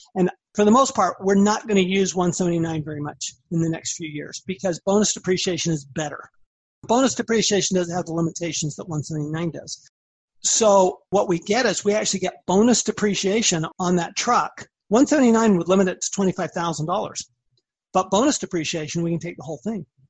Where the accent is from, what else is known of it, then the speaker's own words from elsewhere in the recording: Salt Lake City, Utah, United States; moved away as an adult; also born or lived in Austin, Texas / Washington, D.C.; I grew up in Salt Lake City, Utah went to the University of Utah.